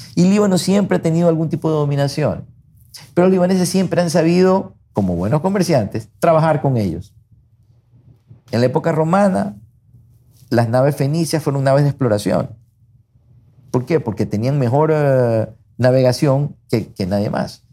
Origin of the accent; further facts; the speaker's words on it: Guayaquil, Guayas, Ecuador; accent: guayaco; yo soy guayaco, me siento guayaco, nací en Guayaquil, adoro Guayaquil, no me veo viviendo en otra ciudad que no sea Guayaquil. Me encanta Guayaquil, mis amigos están aquí, hablo como guayaco